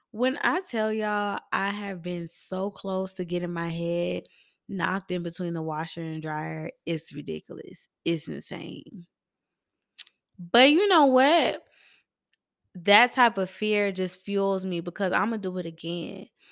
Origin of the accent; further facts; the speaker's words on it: Atlanta, Georgia, United States; I am from East Atlanta